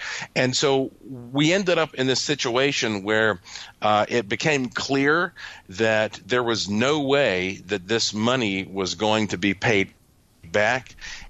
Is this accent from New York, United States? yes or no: no; North Carolina, United States; growing up in North Carolina, I was always intrigued by these stories about the gray man